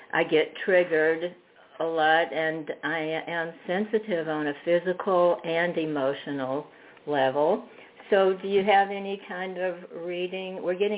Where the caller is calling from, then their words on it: Fredericksburg, Virginia, United States; Fredericksburg, Virginia.